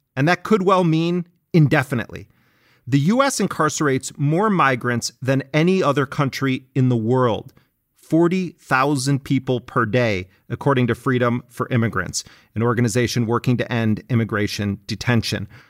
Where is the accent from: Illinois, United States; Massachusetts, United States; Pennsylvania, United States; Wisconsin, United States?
Wisconsin, United States; Milwaukee; as a kid growing up in Milwaukee